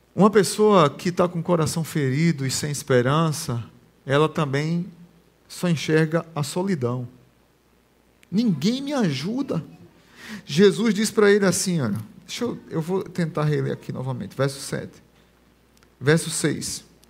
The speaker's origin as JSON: {"language": "Portuguese", "area": "Barbacena", "region": "Pernambuco", "country": "Brazil", "tie": "born or raised there", "said": "Quando eu era pequeno, lá em Barbacena, lá em Pernambuco"}